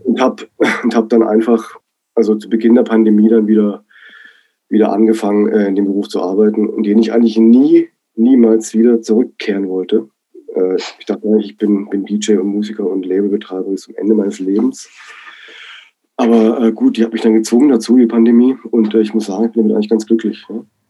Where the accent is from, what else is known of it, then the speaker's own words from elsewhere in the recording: Black Forest, Baden-Württemberg, Germany; moved away as an adult; also born or lived in Berlin; Ich bin ja gebürtiger Schwarzwälder, ja, im Dorf aufgewachsen